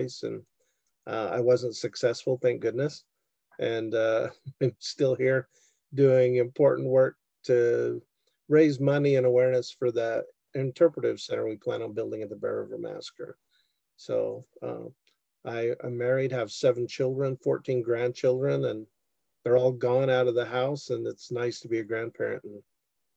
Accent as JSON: {"language": "English", "area": "Davis County", "region": "Utah", "country": "United States", "tie": "born or raised there", "said": "I grew up in Davis County"}